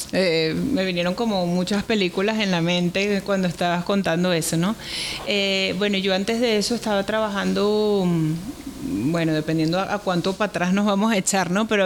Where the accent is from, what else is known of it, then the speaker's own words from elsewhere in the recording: Venezuela; en mi propio país, que es el que más lo necesita y es de donde yo vengo.